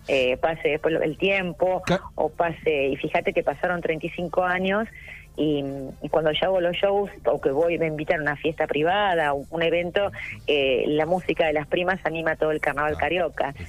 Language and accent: Spanish; Buenos Aires, Argentina; yo nací en Caballito